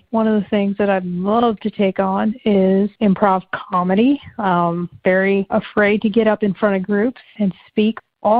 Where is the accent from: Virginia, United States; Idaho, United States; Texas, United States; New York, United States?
Virginia, United States; Norfolk; I'm from Norfolk, Virginia.